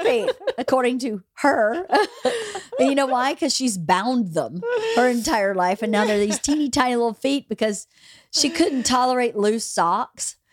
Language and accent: English; Georgia, United States; moved away; those kids at least in my hometown, are going to A P classes